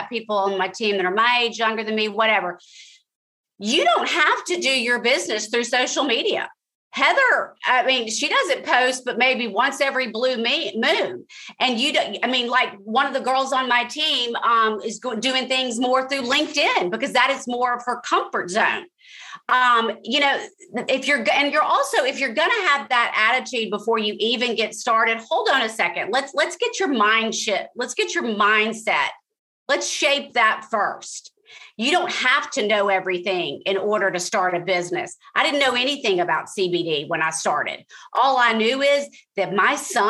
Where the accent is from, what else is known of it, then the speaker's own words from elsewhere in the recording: Jackson, Mississippi, United States; moved away as an adult; also born or lived in Washington, D.C. / New York / Los Angeles / Atlanta; now in Wilmington, United States; I went to Mississippi, my hometown of Jackson